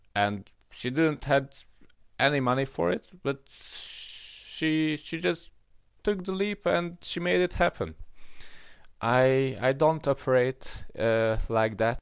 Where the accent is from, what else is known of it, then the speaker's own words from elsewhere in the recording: Hungary; I grew up in Hungary and I grew up in a middle class family